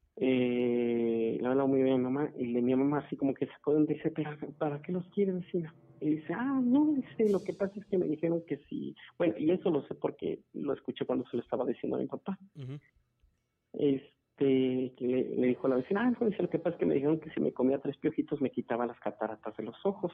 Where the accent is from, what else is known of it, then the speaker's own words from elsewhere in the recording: Celaya, Guanajuato, Mexico; also born or lived in Irapuato; cuando recién llegamos aquí a Celaya, porque eh, originalmente vinimos de Irapuato, este, cuando recién, eh, recién llegamos aquí a Celaya, llegamos alrededor de, yo tenía como unos seis años, comencé la primaria aquí en Celaya